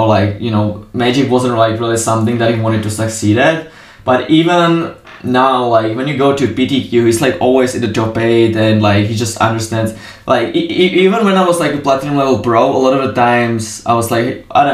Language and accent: English; Czechia; I'm from Czech